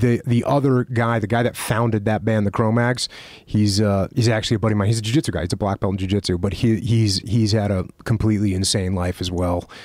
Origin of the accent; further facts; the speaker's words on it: East Coast, United States; moved away; I grew up on the East Coast listening to old school hardcore music